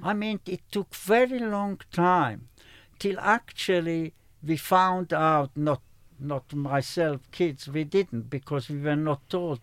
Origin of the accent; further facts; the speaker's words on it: Slovakia; moved away; in my own country, I was born in Slovakia